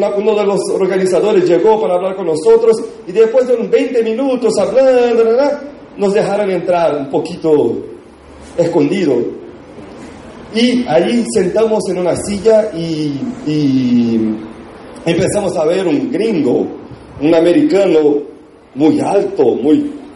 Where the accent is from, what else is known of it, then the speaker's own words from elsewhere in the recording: Brazil; Spanish is a second language; nosotros en Brasil